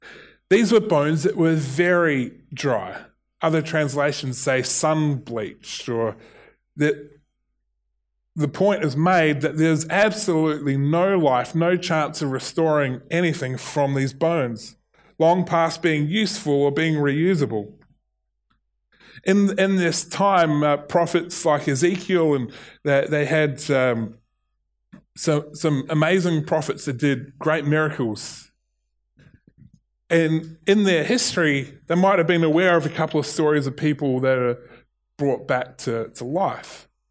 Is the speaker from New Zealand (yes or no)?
yes; New Zealand; accent: Kiwi; There is, in my Kiwi accent, will and will.